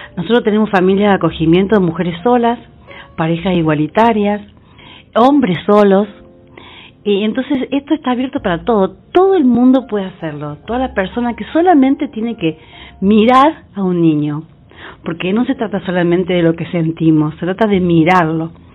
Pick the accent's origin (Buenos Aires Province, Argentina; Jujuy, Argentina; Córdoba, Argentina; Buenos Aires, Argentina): Córdoba, Argentina; Villa Carlos Paz; yo como soy de Carlos Paz